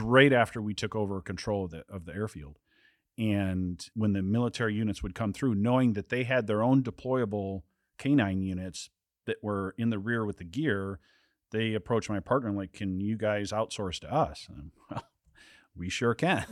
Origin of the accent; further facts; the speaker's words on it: southern Wisconsin, United States; I grew up, uh, was born and raised in Wisconsin, uh, southern Wisconsin, lived on a farm.